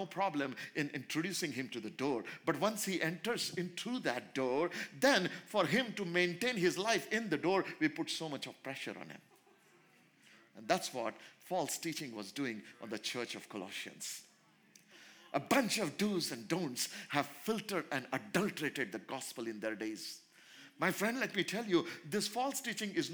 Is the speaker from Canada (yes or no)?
no; India; in India, being an Indian